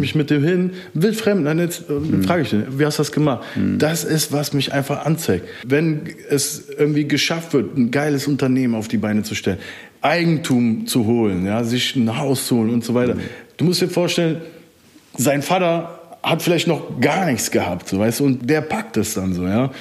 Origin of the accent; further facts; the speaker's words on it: Germany; ich bin aus dem Rheinland